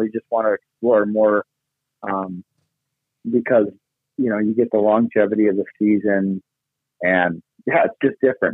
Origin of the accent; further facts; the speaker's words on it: Midwest, United States; moved away as an adult; a place I grew up in the Midwest